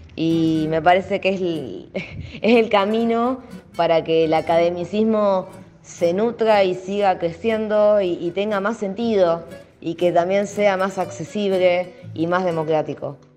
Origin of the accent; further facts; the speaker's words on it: Rosario, Santa Fe, Argentina; soy de Rosario, Santa Fe.